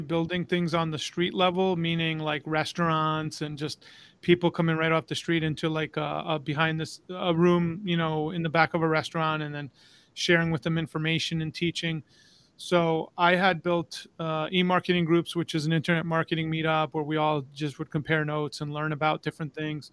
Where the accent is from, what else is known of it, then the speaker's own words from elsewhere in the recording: New York, United States; moved away as an adult; now in Florida, United States; I'm originally from New York. Moved to Tampa about, now it's going on 17 years